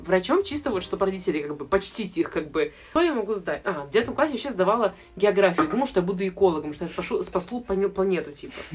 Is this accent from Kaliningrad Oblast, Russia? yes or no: no; Saint Petersburg, Russia; я из Питера